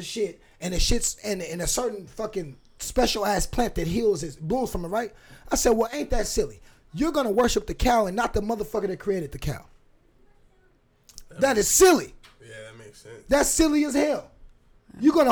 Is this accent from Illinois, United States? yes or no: no; Fresno, California, United States; now in Portland, United States; When I was a kid growing up in Fresno, California